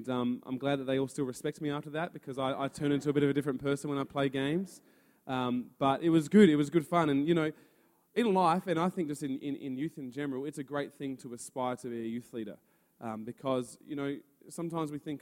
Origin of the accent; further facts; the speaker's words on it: Adelaide, South Australia, Australia; I'm from Adelaide, and we run youth together at Influences Church